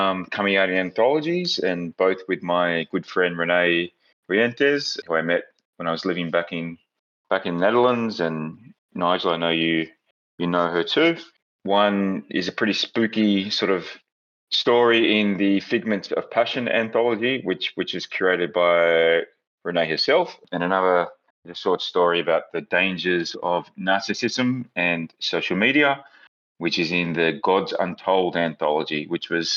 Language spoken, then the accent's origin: English; Australia; now in New York, United States; I'm Australian